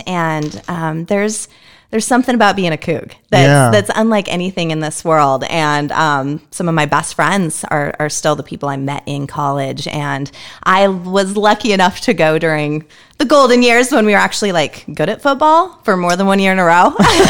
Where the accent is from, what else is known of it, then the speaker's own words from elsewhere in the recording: Kettle Falls, Washington, United States; moved away as an adult; also born or lived in Spokane, Washington; now in Phoenix, United States; Growing up in Kettle Falls